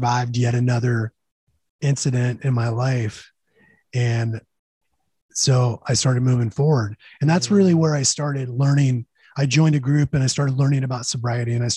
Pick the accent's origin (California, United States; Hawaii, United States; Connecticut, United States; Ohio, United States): California, United States; I'm from California